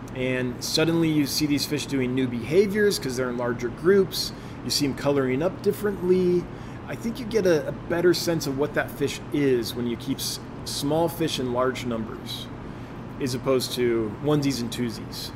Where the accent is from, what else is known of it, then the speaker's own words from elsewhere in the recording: California, United States; moved away as an adult; also born or lived in Los Angeles; now in Sheridan, United States; I, I grew up with lots in California